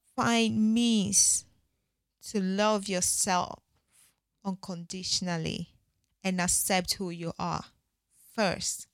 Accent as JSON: {"language": "English", "country": "Ghana", "said": "I'm Ghanaian"}